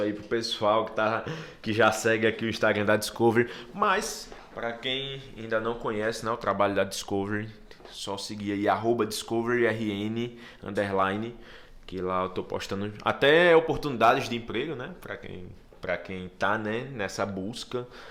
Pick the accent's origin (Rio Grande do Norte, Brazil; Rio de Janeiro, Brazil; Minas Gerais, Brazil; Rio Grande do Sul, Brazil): Rio Grande do Norte, Brazil; Natal; also born or lived in São Paulo / Fortaleza; De Natal. Nasci lá na Zona Norte, bairro do Santa Catarina